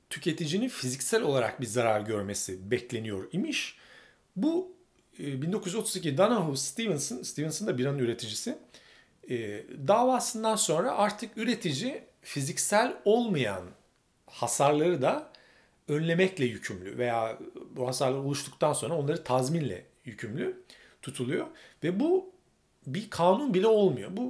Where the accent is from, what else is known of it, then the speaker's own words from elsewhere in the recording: Turkey; ben bir Türk olarak Avrupa Birliği'ne girmek isterdim ama bir İngiliz olsaydım da Avrupa Birliği'nden çıkmak isterdim.